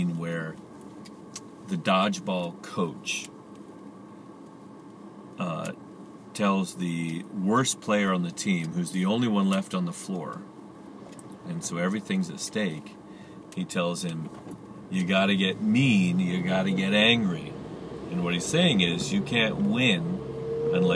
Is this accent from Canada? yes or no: no; United States; being American, I've grown up in a very competitive way